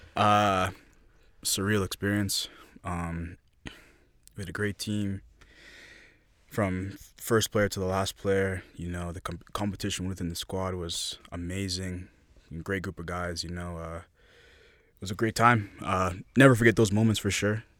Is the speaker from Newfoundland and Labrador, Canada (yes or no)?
no; Toronto, Ontario, Canada; Born and raised in the beautiful city of Toronto